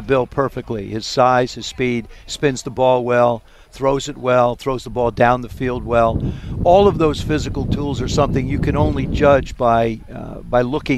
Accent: South River, New Jersey, United States; I grew up in South River

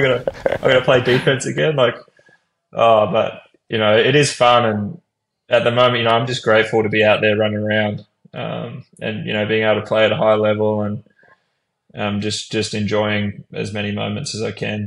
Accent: Brisbane, Queensland, Australia; moved away as an adult; I'm from Brisbane, so I sort of had that. You know, I'd grown up there my whole life.

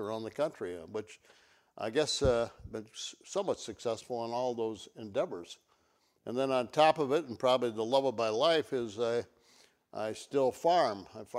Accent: Elroy, Wisconsin, United States; come out of a small community of Elroy. My hometown is 1,500, so small you call somebody, get a wrong number, and still talk for a half an hour. That's my hometown

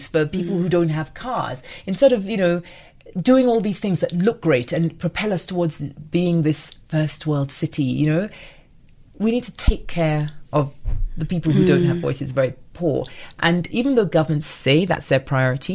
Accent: Nigeria; now in South Africa; I'm married to a Zimbabwean, so a Nigerian married to a Zimbabwean

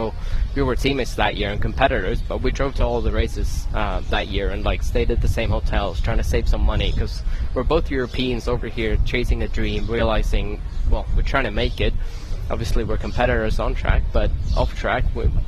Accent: Sweden; also born or lived in United Kingdom; now in United States; I grew up in Sweden

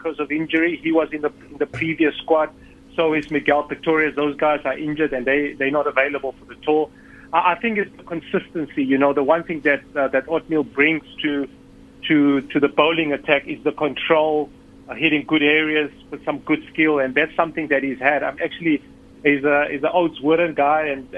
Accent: South Africa; as a South African team

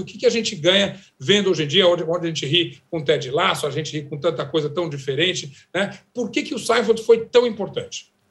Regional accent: Uberaba, Minas Gerais, Brazil; moved away; Eu passei uma semana na minha terra, lá em Uberaba

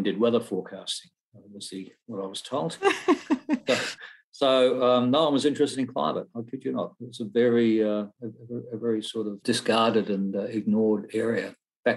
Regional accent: Brisbane, Queensland, Australia; also born or lived in Toowoomba; growing up in Brisbane, in the suburbs of Brisbane

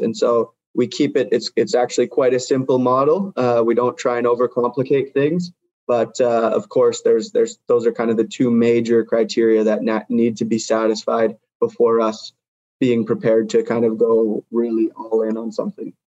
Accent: Vancouver, British Columbia, Canada; moved away as an adult; also born or lived in United States / Norway / Ecuador / Guatemala; I grew up in Vancouver, BC

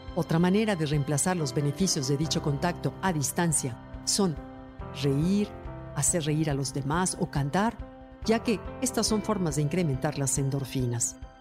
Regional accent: Mexico; como somos los mexicanos

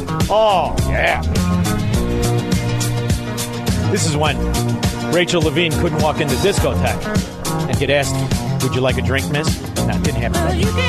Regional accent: Chicago, Illinois, United States; I'm from Chicago.

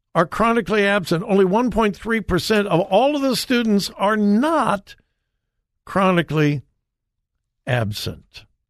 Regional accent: United States; I, as an American

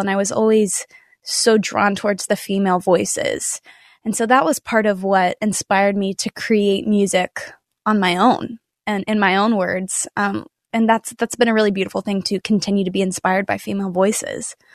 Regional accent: Nashville, Tennessee, United States; I'm born and raised in Nashville. I've been here my whole life.

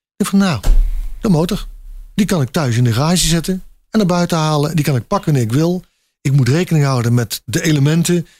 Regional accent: North Brabant, Netherlands; ik kom overal, maar ik ben Brabander

